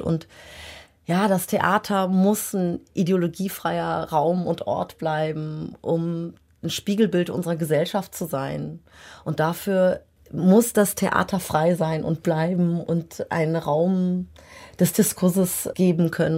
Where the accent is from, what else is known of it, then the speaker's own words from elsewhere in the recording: Germany; ich bin in Deutschland geboren und groß geworden